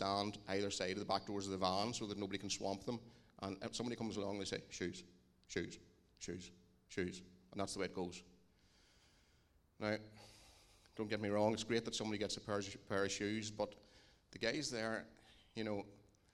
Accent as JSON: {"language": "English", "town": "Dungannon", "region": "Northern Ireland", "country": "United Kingdom", "said": "we're from Dungannon"}